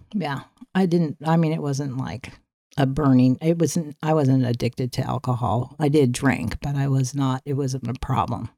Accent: San Diego, California, United States; moved away; also born or lived in Norfolk, Virginia / Westminster, California; when we moved to Claremont in San Diego

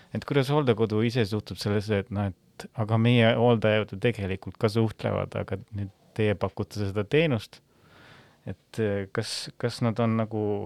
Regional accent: Väike-Maarja, Lääne-Viru County, Estonia; ma olen Väike-Maarjast pärit

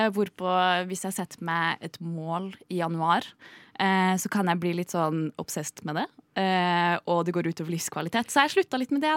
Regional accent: Trondheim, Trøndelag, Norway; now in Oslo, Norway; jeg er eh, en trønder

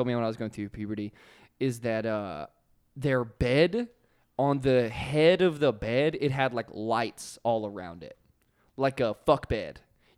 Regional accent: Virginia, United States; born or raised there; moved away

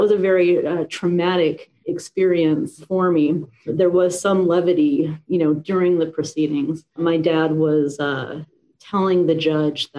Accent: Vancouver, British Columbia, Canada; moved away as an adult; now in Florida, United States; I was born and raised in Vancouver, Canada.

